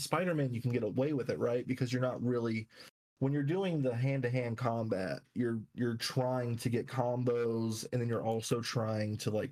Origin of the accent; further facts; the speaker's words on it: North Carolina, United States; We're from North Carolina, if you didn't know, so NC boys for life.